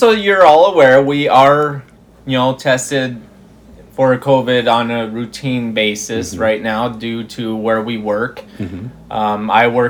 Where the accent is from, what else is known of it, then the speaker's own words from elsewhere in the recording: Rapid City, South Dakota, United States; moved away as an adult; now in Bismarck, United States; But I'm originally from Rapid City, South Dakota, born and raised. I came up to Bismarck in 2015, January of 2015.